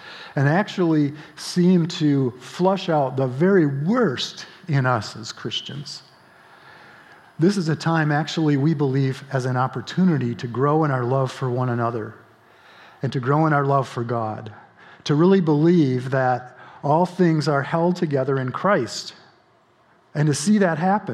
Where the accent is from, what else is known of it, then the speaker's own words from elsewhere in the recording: Grand Rapids, Michigan, United States; now in Holland, United States; I grew up in Michigan, and actually in Grand Rapids